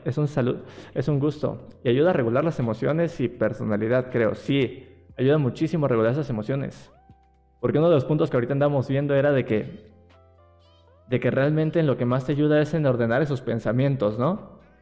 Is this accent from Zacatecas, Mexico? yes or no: no; Mexico City, Mexico; Yo soy de aquí, de, de la Ciudad de México